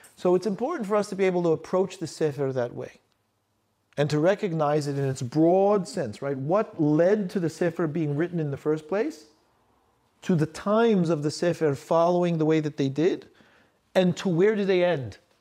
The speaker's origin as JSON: {"language": "English", "country": "United States", "said": "I'm an American, I'm American"}